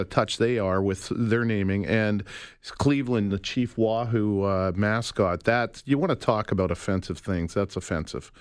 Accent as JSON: {"language": "English", "town": "Calgary", "region": "Alberta", "country": "Canada", "tie": "born or raised there", "said": "I'm from Calgary. I grew up in Calgary"}